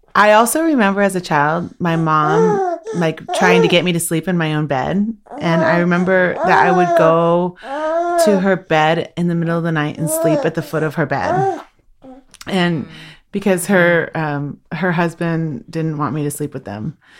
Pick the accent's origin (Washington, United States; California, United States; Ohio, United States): Washington, United States; I'm from the Swinomish and Tlalit people